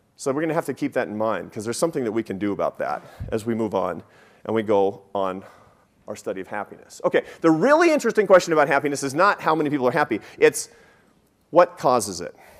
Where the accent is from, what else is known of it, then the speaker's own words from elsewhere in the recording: Seattle, Washington, United States; moved away; I grew up in Seattle